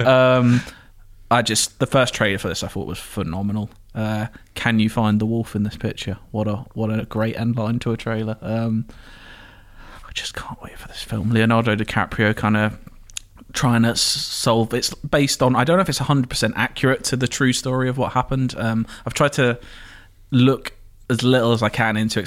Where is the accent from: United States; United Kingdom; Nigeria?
United Kingdom; Enfield, London; also born or lived in Edmonton, London; my hometown, mm-hmm. Enfield in North London